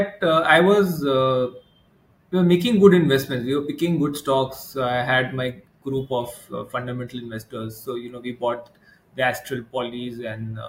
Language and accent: English; Kolkata, West Bengal, India; moved away as an adult; also born or lived in Hyderabad, India; now in Mumbai, India; I was born and brought up in Calcutta. And then I moved to Bombay after, you know, after 2000